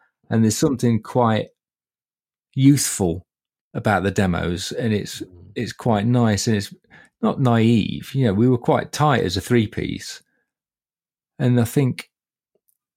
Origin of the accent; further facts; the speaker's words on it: Ilkeston, East Midlands, United Kingdom; growing up in Ilkeston is just hilarious